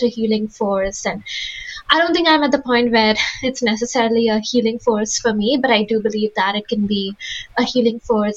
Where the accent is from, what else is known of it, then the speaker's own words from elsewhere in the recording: India; now in United States; I grew up in India